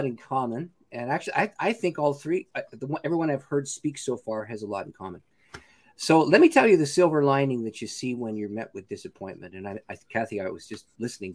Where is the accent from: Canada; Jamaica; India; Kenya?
Canada; I'm a Canadian